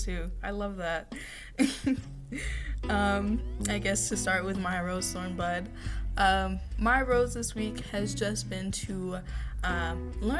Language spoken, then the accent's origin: English; United States; I am American